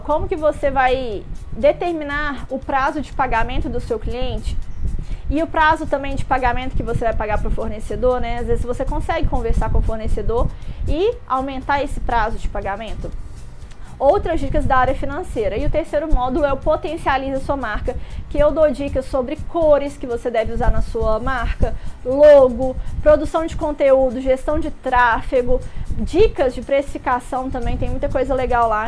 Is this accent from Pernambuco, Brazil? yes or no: no; Minas Gerais, Brazil; now in Rio de Janeiro, Brazil; Eu sou mineira